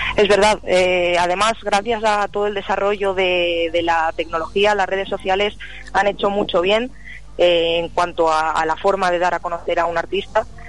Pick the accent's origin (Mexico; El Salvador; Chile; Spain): Spain; Madrid, Community of Madrid; soy de Madrid, soy muy jovencita, tengo 21 años